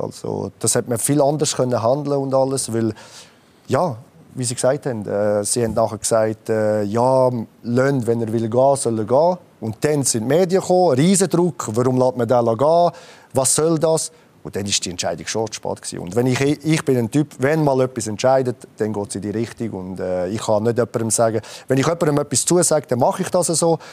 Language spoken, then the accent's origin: German; Switzerland; moved away as an adult; also born or lived in Italy / Stuttgart, Germany; Ich bin ja Schweizer Serb, also ich bin hier geboren und habe eine äh, doppelte Staatsbürgerschaft